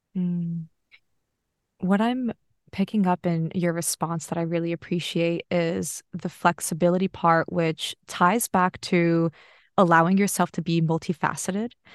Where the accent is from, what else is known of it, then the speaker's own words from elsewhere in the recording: United States; now in Australia; I grew up in America